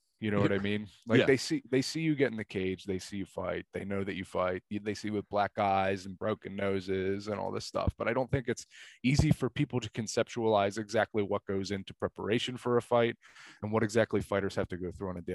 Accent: Philadelphia, Pennsylvania, United States; I was born and raised in Philadelphia. You know, I've lived in Northeast Philadelphia, bordering on North Philadelphia my entire life

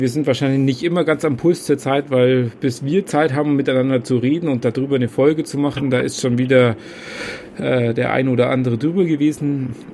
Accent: Kempten, Bavaria, Germany; now in Würzburg, Germany; ursprünglich komme ich gar nicht aus Würzburg, sondern aus Kempten im Allgäu.

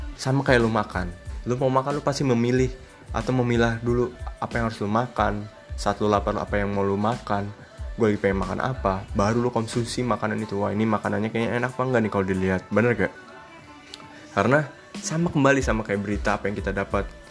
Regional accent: Indonesia; kita, bangsa Indonesia

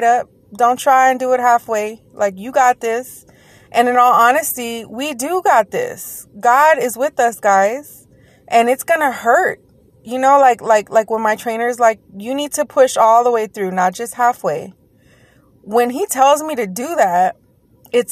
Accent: Texas, United States; Yes, I said daggone because I'm from Texas.

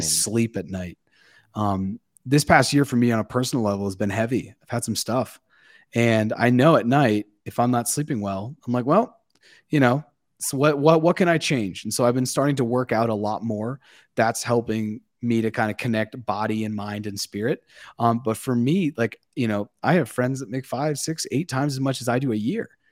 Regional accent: Massachusetts, United States; I'm up from Massachusetts

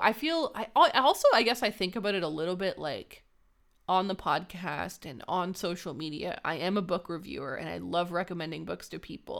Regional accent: Canada; Raylene and I are Canadian.

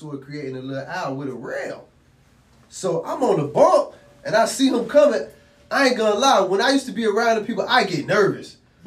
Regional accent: Miami, Florida, United States; I'm from the 40s. I'm from Liberty City

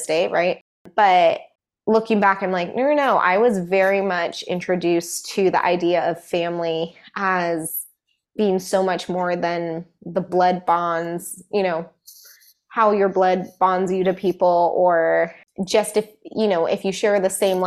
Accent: Colorado, United States; now in Seattle, United States; we grew up in Colorado where my mom's like our extended family was all back here in Seattle

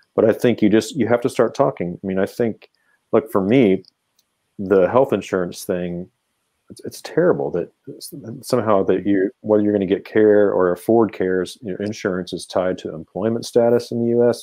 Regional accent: Kansas City, United States; all my teams are from Kansas City, my hometown

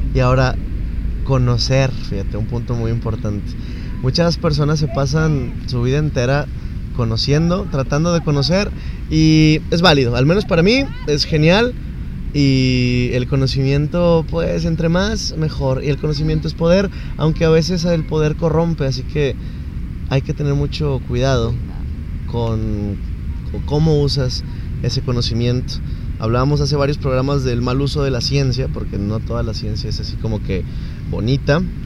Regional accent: Nuevo León, Mexico; somos mexicanos somos nuevo leoneses

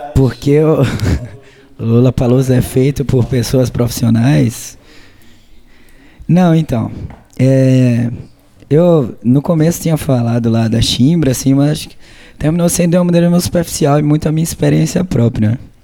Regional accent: Maceió, Alagoas, Brazil; a gente é de Maceió, Lagoas

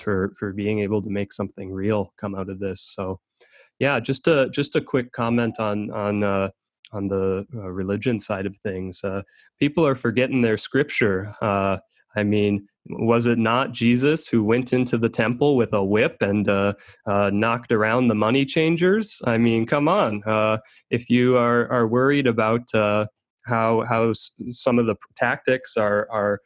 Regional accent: Minnesota, United States; moved away as an adult; I grew up in Minnesota and only left that area about a year ago

